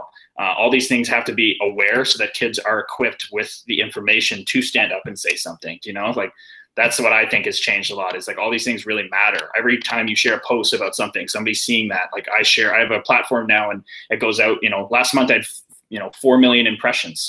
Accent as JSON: {"language": "English", "country": "Canada", "tie": "born or raised there", "said": "I grew up in Canada"}